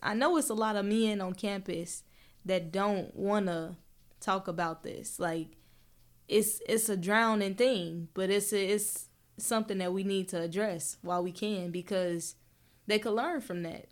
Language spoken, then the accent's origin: English; Chicago, Illinois, United States; we come from Chicago